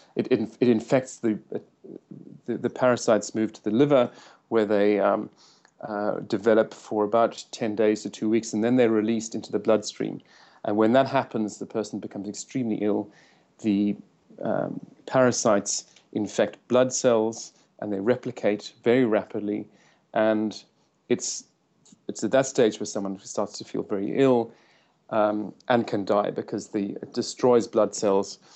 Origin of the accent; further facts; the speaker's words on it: South Africa; moved away as an adult; also born or lived in United States; I'm from South Africa